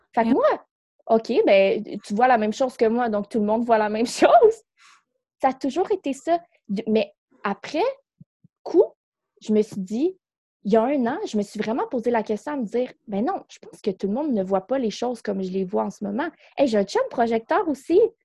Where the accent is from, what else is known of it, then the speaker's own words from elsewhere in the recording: Quebec City, Quebec, Canada; moved away as an adult; now in North Shore of Montreal, Canada; on vient de Québec. On est déménagé ici euh, dans, sur la rive nord de Montréal